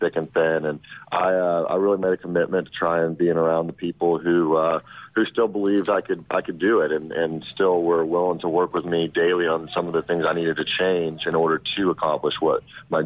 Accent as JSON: {"language": "English", "town": "Shreveport", "region": "Louisiana", "country": "United States", "tie": "born or raised there", "said": "I grew up in Louisiana"}